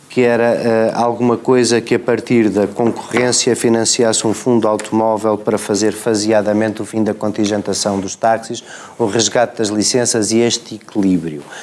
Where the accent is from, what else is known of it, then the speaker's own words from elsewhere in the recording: Paredes de Coura, Viana do Castelo, Portugal; na minha terra em Paredes de Cor